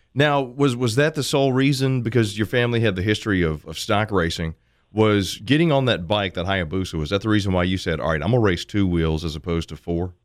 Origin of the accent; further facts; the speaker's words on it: Boston, Massachusetts, United States; moved away; I'm from South Boston I was gonna have family there